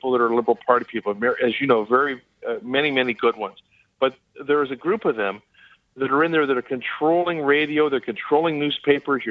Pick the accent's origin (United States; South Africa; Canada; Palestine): Canada; as a Canadian